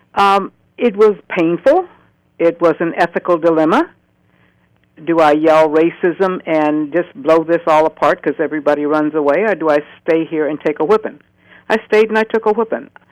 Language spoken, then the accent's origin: English; St. Louis, Missouri, United States; moved away as an adult; now in Oregon, United States; born in 1940 in St. Louis, Missouri